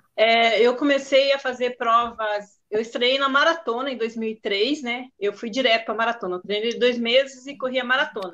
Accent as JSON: {"language": "Portuguese", "town": "Curitiba", "region": "Paraná", "country": "Brazil", "tie": "born or raised there", "moved": "yes", "lives_now": "São Paulo, Brazil", "said": "eu sou curitibana e o, a, o, meu colégio era do lado da PUC"}